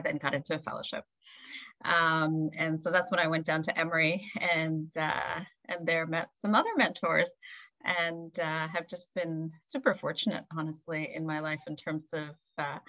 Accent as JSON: {"language": "English", "town": "Montreal", "region": "Quebec", "country": "Canada", "tie": "born or raised there", "also_born_or_lived": "India", "said": "I was actually born in India, but my parents moved to Montreal when I was 5. So I grew up in Montreal."}